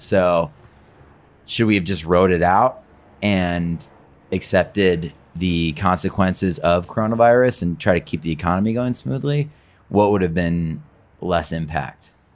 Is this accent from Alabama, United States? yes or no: no; Detroit, Michigan, United States; I grew up in Detroit.